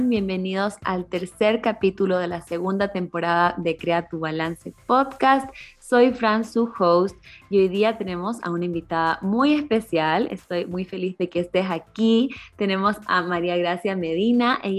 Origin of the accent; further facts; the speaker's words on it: Ecuador; moved away as an adult; now in Germany; yo soy de Ecuador, pero vivo normalmente en Alemania